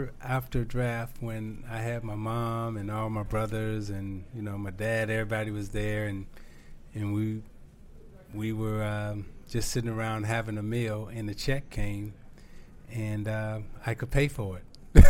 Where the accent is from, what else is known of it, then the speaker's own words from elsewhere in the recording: Chicago, Illinois, United States; also born or lived in Detroit; I wanted to come back home and play in Chicago. I grew up here in Chicago.